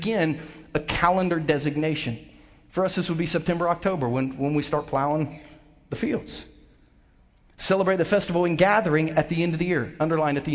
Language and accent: English; Southern Ohio, United States; now in Lee's Summit, United States; I grew up country boy in Southern Ohio